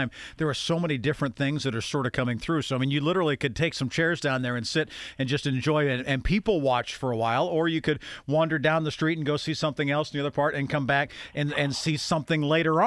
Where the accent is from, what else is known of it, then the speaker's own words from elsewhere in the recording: Grove City, Pennsylvania, United States; my hometown of Grove City